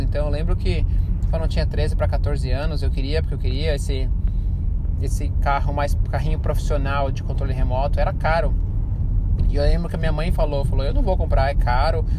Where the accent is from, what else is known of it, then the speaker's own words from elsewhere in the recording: São Paulo, Brazil; now in United States; vindo de São Paulo, né, como brasileiro, mas vindo de São Paulo